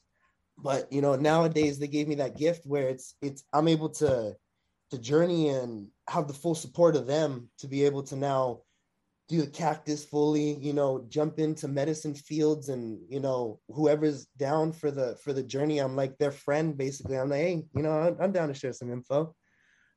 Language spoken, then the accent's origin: English; Long Beach, California, United States; I'm a California, Long Beach native. You know, I was born and raised, you know, born in Memorial Hospital